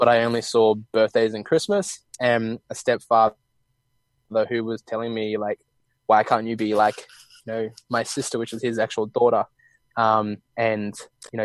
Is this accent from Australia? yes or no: yes; Australia; now in Bali, Indonesia; I'm from Australia, and we live in Bali